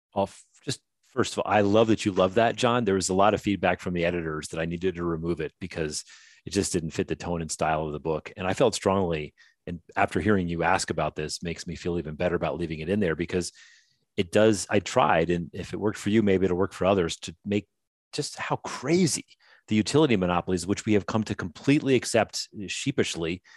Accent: the North, United States; now in the South, United States; I was raised in the North

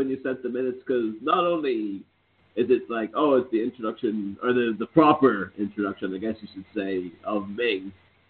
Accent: Ireland; now in Liverpool, United Kingdom; I myself am Irish, but I'm calling in from Liverpool in England.

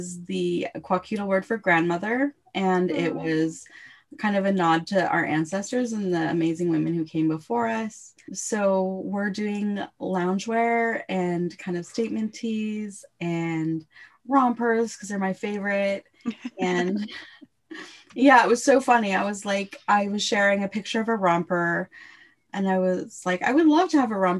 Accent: Canada; as a Canadian

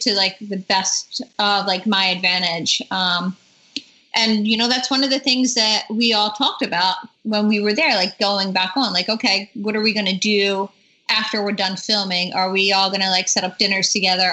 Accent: East Coast, United States; I'm from the East Coast

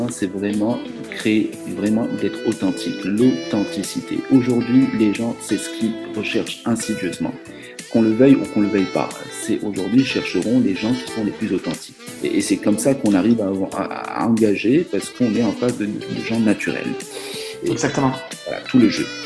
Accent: southern France, France; moi, je sais, je viens du sud de la France, puis je suis

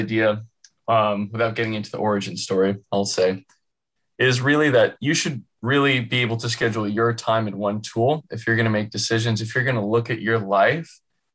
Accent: California, United States; I'm from California, born and raised

